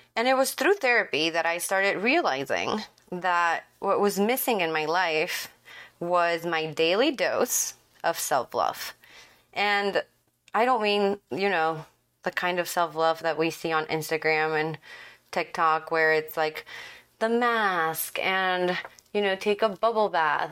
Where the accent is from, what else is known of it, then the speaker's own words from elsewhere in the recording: Ecuador; now in Dallas, United States; I'm from Ecuador and I live in Dallas